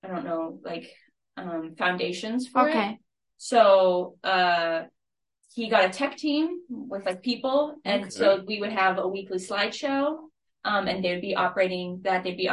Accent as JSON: {"language": "English", "town": "San Antonio", "region": "Texas", "country": "United States", "moved": "as an adult", "lives_now": "Lamoni, United States", "said": "I'm from San Antonio, Texas"}